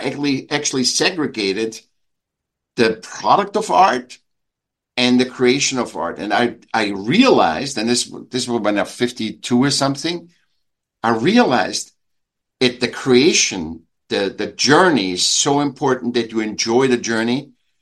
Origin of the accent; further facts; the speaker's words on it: Vienna, Austria; now in California, United States; I was born in Vienna, in Austria. I was a sick child, and I went to school